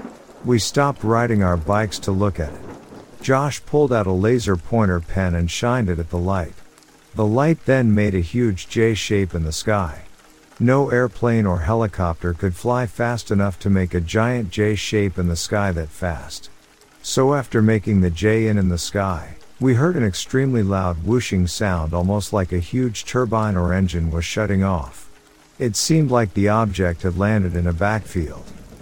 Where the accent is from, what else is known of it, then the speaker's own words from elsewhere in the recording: County Clare, Ireland; now in United States; I'm originally from Ireland. I moved to the States roughly 20 years ago. This story takes place in County Clare, Ireland, when I was about 15 years old.